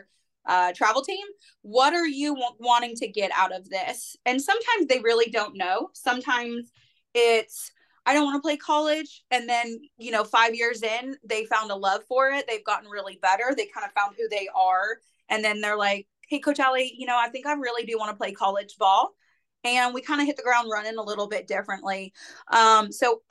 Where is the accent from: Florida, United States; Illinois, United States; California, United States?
California, United States; Northern; moved away as an adult; now in Murfreesboro, United States; I'm from Northern California. I am in Murfreesboro, Tennessee